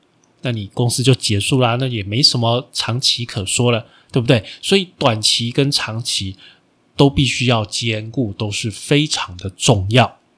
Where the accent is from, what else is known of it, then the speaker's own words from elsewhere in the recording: Taiwan; 我们台湾人的观念